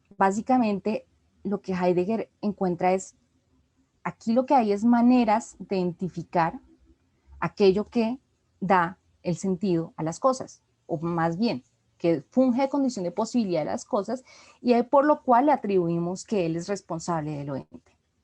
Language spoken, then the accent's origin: Spanish; Colombia; como colombiana